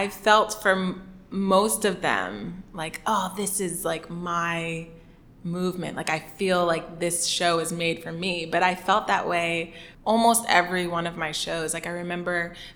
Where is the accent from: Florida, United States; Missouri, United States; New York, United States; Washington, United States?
Florida, United States; Miami; moved away; I'm originally from Miami, Florida